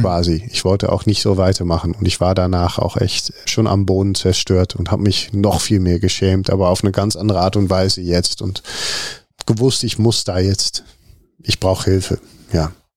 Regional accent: Netherlands; German is a second language; moved away as an adult; also born or lived in Rotterdam; now in Cologne, Germany; ich bin Holländer

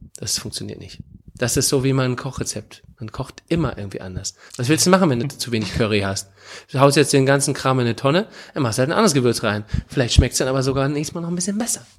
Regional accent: Northern Germany, Germany; moved away as an adult; also born or lived in Hamburg / Oldenburg; now in Cologne, Germany; ich als Norddeutscher

